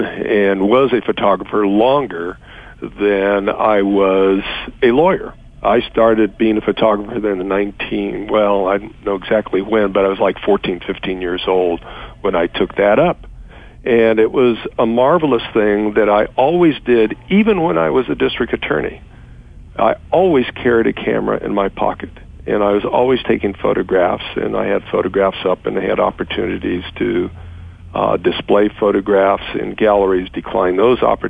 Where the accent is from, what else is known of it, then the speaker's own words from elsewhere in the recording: Los Angeles, California, United States; born and raised in Los Angeles